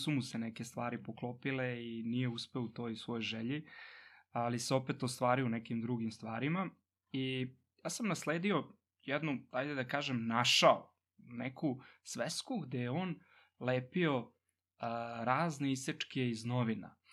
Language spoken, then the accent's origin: Croatian; Vršac, Vojvodina, Serbia; moved away as an adult; rođen sam u Vršcu i tamo sam i odrastao